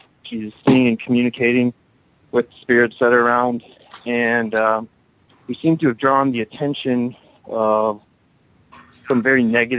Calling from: Kenosha, Wisconsin, United States; I'm calling from Kenosha, Wisconsin.

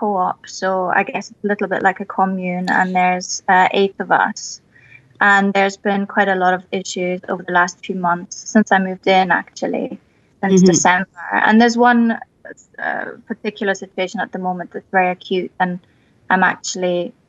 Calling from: Edinburgh, Scotland, United Kingdom; I'm calling from Edinburgh in Scotland.

